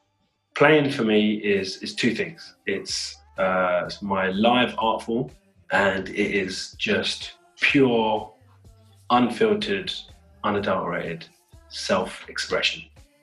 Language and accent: English; United Kingdom; I'm British Asian, right? So I've got the Indian heritage and the British Asian heritage.